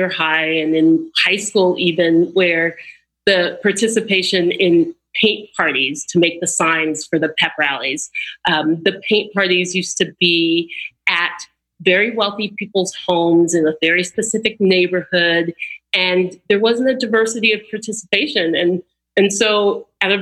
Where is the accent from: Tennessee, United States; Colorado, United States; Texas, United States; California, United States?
Texas, United States; Austin; growing up in Austin, Texas